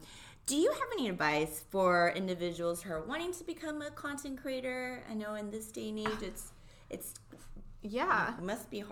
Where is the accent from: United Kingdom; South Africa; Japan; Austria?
Japan; now in United States; growing up in Japan, I always had a really hard time because I was half.